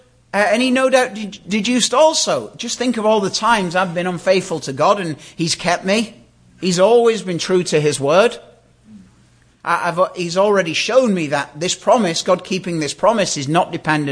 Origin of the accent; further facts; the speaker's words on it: United Kingdom; moved away; we have a queen where I come from. But imagine if I, as a British citizen